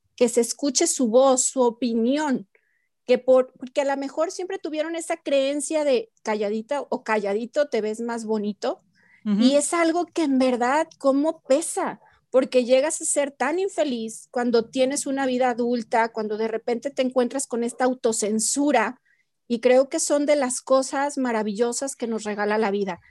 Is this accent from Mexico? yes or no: yes; Mexico; como mexicanos